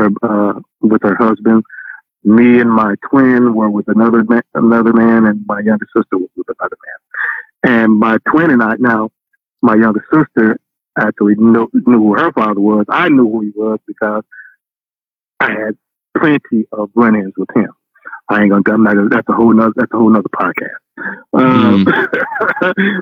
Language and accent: English; St. Louis, Missouri, United States; I grew up in North St. Louis